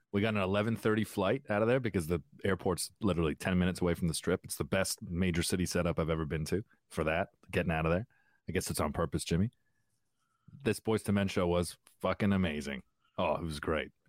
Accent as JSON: {"language": "English", "town": "Windsor", "region": "Ontario", "country": "Canada", "tie": "born or raised there", "said": "I grew up in Windsor, so I, uh, next to the place that invented soul music."}